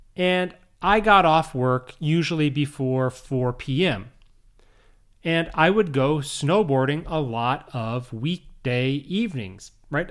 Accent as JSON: {"language": "English", "area": "Minnesota, Chicago area", "region": "northern Illinois", "country": "United States", "tie": "born or raised there", "also_born_or_lived": "Saitama, Japan", "moved": "yes", "said": "I grew up in Minnesota, I grew up in the Chicago area in northern Illinois"}